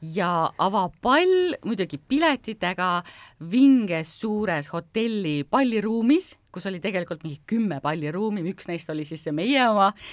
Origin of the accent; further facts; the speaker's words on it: Estonia; ma tundsin ennast uhkusega, et mina olen ka eestlane